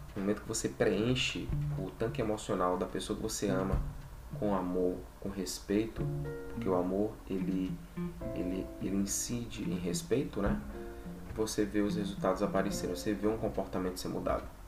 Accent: Brazil; first language Portuguese; a nossa língua nativa, enquanto brasileiros, é a língua portuguesa.

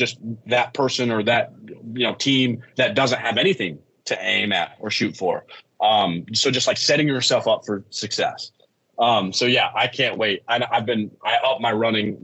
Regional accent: United States; my hometown where I grew up. I'm from the Quad City. It's called the Quad Cities

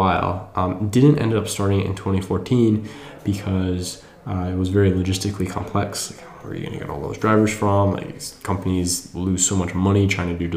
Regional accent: Wisconsin, United States; moved away as an adult; also born or lived in New York / Bangalore, India / London / San Diego; now in San Francisco, United States; I am originally from the Midwest. I grew up in Wisconsin.

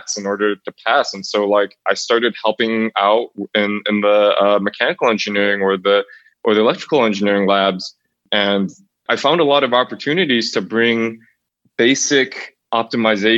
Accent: near Niagara Falls outside of Buffalo, New York, United States; I grew up near Niagara Falls outside of Buffalo, New York

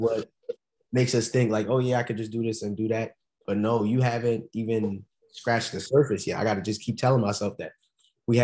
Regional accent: Philadelphia, Pennsylvania, United States; born or raised there

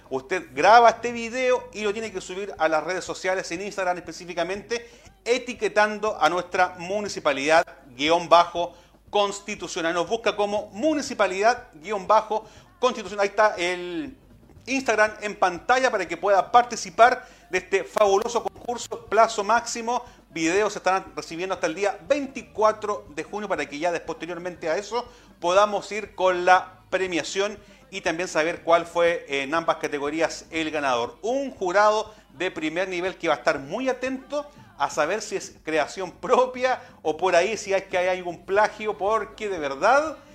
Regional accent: Maule, Chile; Y también como que tenemos que tener identidad como maulinos, también tenemos que tener identidad como chilenos.

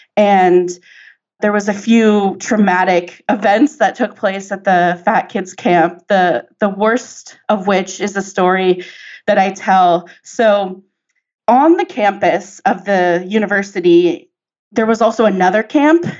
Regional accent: San Diego, California, United States; I grew up in San Diego

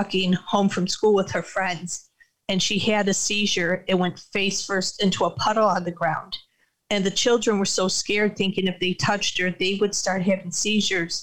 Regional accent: upstate New York, United States; also born or lived in Niagara Falls, New York / Buffalo, New York; I grew up in upstate New York. I lived in Niagara Falls, New York for a number of years and then moved to Buffalo, New York.

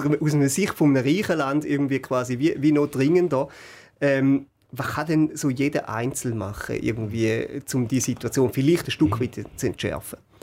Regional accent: Schaffhausen, Switzerland; für mich als Schaffhauser

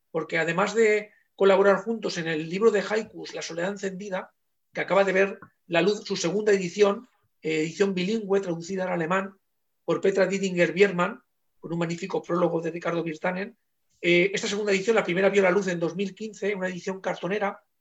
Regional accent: Valencian Community, Spain; los dos somos valencianos

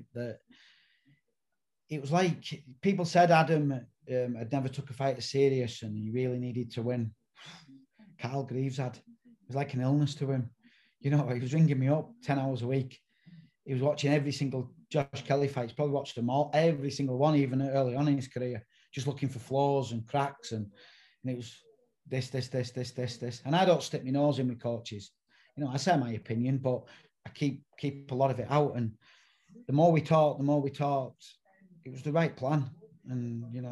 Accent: England, United Kingdom; Being an Englishman

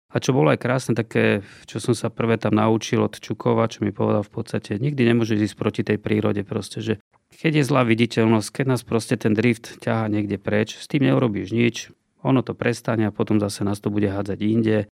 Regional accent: Bratislava, Bratislava Region, Slovakia; also born or lived in Poprad; ja som vlastne z Bratislavy

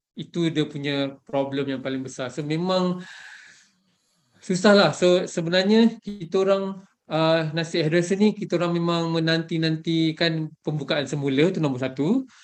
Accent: Malaysia; sebagai rakyat Malaysia

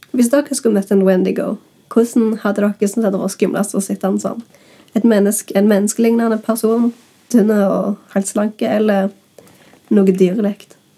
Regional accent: Norway; jeg kommer fra Bryna

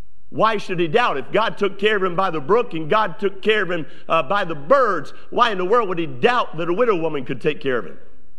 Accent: Northeast, United States; I was raised in the Northeast, and I was used to speed and fast.

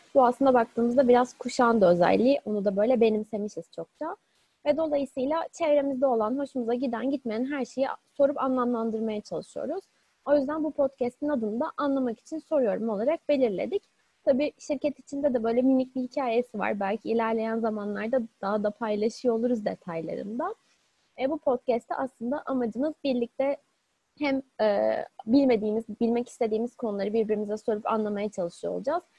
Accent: Istanbul, Turkey; İstanbul'da doğdum ve bütün eğitim öğrenim öğretim hayatımı İstanbul'da geçirdim.

